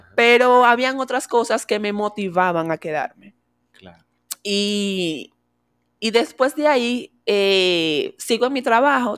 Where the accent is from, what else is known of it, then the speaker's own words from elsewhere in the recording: Venezuela; moved away as an adult; now in Dominican Republic; soy una inmigrante venezolana